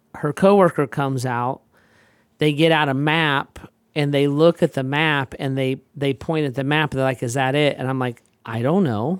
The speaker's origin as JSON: {"language": "English", "country": "United States", "said": "I'm an American"}